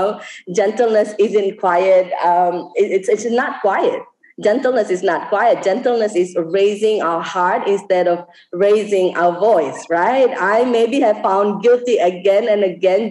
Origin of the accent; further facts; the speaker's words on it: West Timor, East Nusa Tenggara, Indonesia; now in Bali, Indonesia; I live in Bali now, but I'm not Balinese. I'm from West Timor